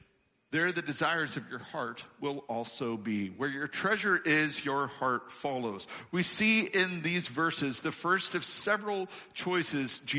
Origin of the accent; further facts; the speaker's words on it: Illinois, United States; moved away; I come from Illinois. I'm an Illinois boy born and raised